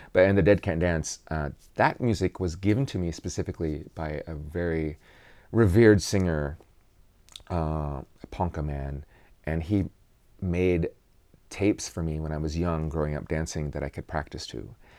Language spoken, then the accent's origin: English; Kansas, United States; I am from Kansas.